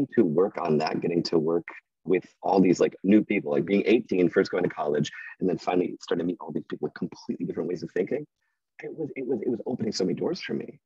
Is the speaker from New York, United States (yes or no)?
no; Wyoming, Michigan, United States; also born or lived in Grand Rapids, Michigan; I was born in Grand Rapids, lived in Wyoming for the first twelve years of my okay. life